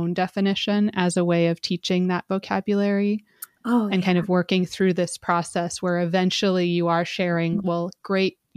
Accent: Montana, United States; moved away; I grew up in Montana

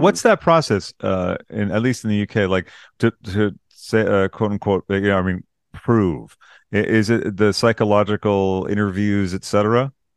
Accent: United States; I'm American

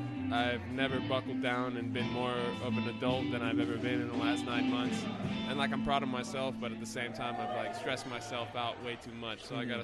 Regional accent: Oceanside, California, United States; Where I was born, though.

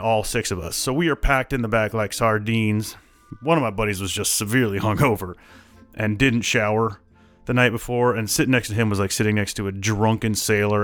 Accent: Iowa, United States; I'm from Iowa

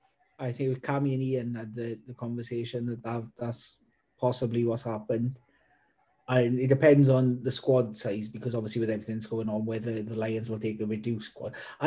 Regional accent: Welsh, Wales, United Kingdom; being Welsh

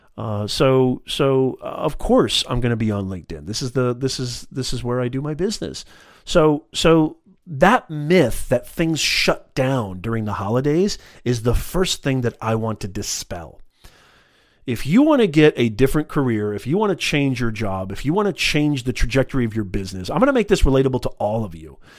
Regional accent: Orange County, California, United States; I'm from the Orange County area as well in California

